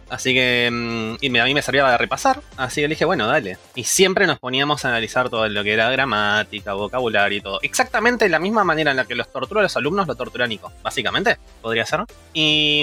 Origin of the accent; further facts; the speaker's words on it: Buenos Aires, Argentina; now in Barcelona, Spain; originariamente de Argentina. Argentina, Buenos Aires, zona oeste